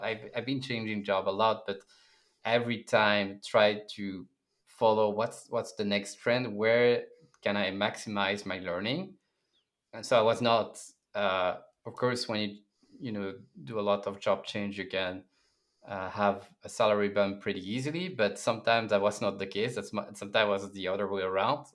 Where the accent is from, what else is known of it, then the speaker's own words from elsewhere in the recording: Brussels, Brussels-Capital Region, Belgium; moved away as an adult; also born or lived in Berlin, Germany; I come from Belgium, Brussels, and four years ago, I decided to join a tech company, apply all around the world, and Uh, Berlin was a good destination